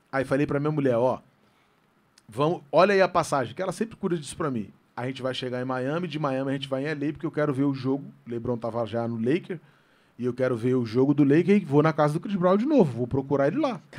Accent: Rio de Janeiro, Brazil; eu sou da Vila do Pinheiro

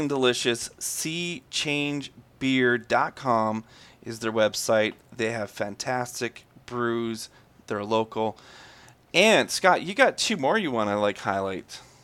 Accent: Canada; I'm very Canadian

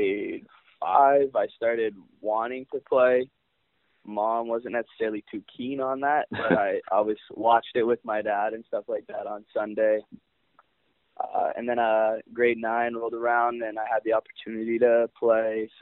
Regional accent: Canada; as a Canadian kid growing up

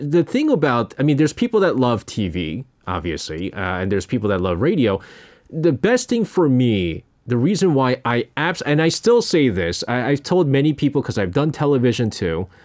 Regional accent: New York, United States; I remember I grew up in New York, and so there was a station uh, called Z100.

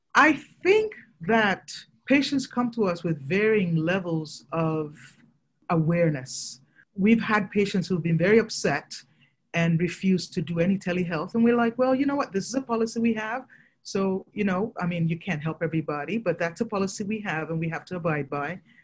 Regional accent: Nigeria; moved away; I'm originally from Nigeria

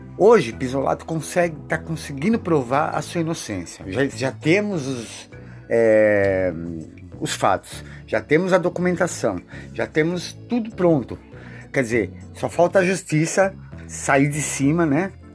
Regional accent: Brazil; eu sou brasileiro

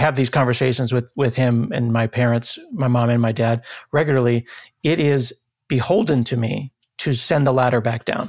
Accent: Portland, Oregon, United States; I grew up in Northeast Portland in a very middle-class, lower-middle-class, blue-collar community.

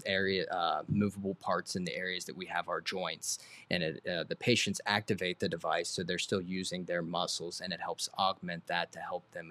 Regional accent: Circleville, Ohio, United States; also born or lived in Portsmouth, Ohio / Athens, Ohio / New York; grew up within the area

